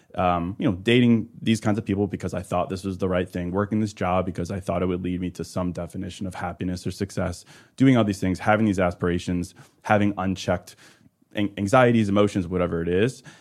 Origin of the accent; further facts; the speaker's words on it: Midwest, United States; also born or lived in Chicago; I'm a Midwesterner